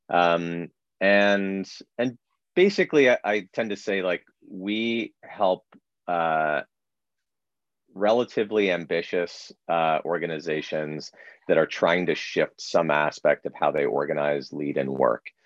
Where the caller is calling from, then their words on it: Toronto, Ontario, Canada; I am speaking from a uh, sunroom in the back of my home in Dufferin Grove, Toronto.